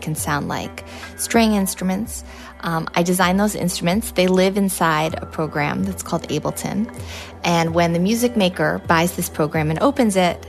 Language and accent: English; Lake Placid, New York, United States; I grew up in Lake Placid